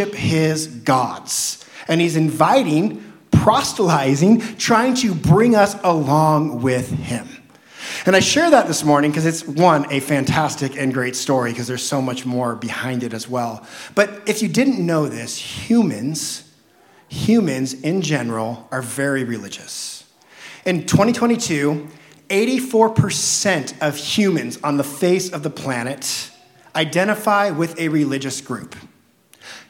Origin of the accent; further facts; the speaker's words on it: Southern Oregon, United States; I grew up in the Christian culture of Southern Oregon